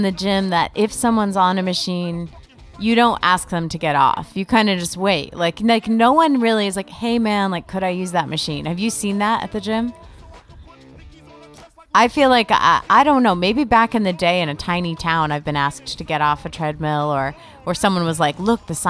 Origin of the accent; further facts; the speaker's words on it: East Coast, United States; Because I'm a nomad. I come from the East Coast. I've lived all over.